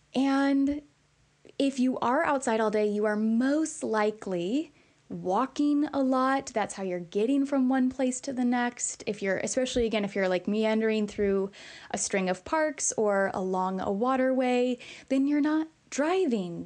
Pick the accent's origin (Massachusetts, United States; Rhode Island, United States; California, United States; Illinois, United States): Illinois, United States; we're from Illinois